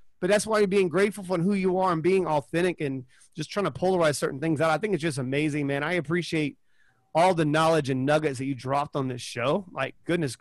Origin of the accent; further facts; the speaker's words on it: Charleston, South Carolina, United States; moved away; Charleston, South Carolina, is where I'm from originally.